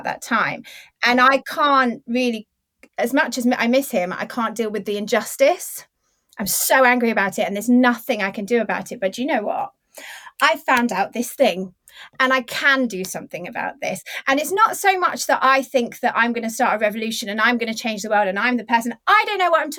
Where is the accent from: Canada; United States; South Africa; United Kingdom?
United Kingdom; we're 40 and we're British